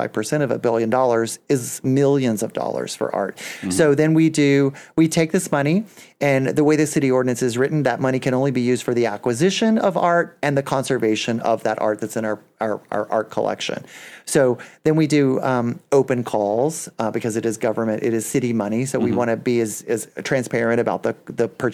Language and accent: English; Splendora, Texas, United States; my hometown of Splendor